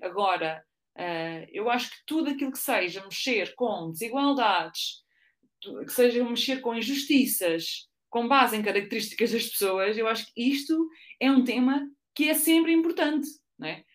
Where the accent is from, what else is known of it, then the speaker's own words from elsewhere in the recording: Ourém, Centro, Portugal; moved away as an adult; also born or lived in Lisbon; eu sou de Ourém, que é ali no centro, ou perto de Fátima